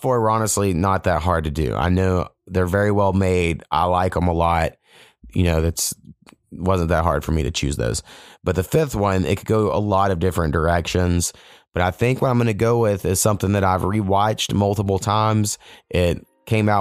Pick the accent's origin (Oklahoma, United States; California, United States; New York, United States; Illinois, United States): Oklahoma, United States; Southern; moved away; I grew up in Southern Oklahoma, I relate really hard to culturally everything about King of the Hill. I mean, where I grew up like 4 miles from Texas